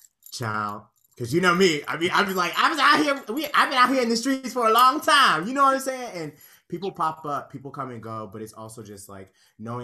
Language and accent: English; Conyers, Georgia, United States; moved away as an adult; also born or lived in Pittsburgh; now in New York, United States; I'm a Conyers girl. I was raised in Conyers, Georgia.